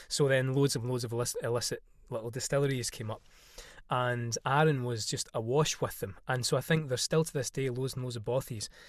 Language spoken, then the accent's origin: English; Isle of Arran, Scotland, United Kingdom; now in London, United Kingdom; I am from the Isle of Arran off Scotland's west coast